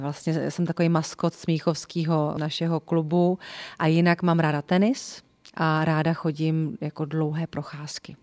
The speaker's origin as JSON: {"language": "Czech", "town": "Votice", "region": "Central Bohemian Region", "country": "Czechia", "tie": "born or raised there", "also_born_or_lived": "Příbram", "said": "já jsem z Votic, což je Česká Sibiř"}